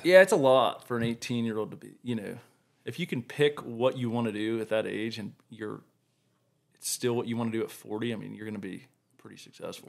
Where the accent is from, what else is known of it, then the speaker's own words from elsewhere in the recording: Blacksburg, Virginia, United States; moved away as an adult; also born or lived in San Diego, California; now in Colorado, United States; I grew up in Virginia in, um, Blacksburg.